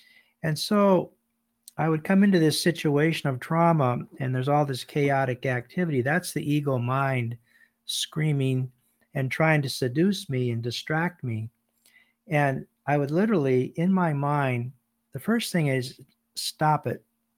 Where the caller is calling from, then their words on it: Bangor, Maine, United States; I'm calling from Bangor, Maine, in the United States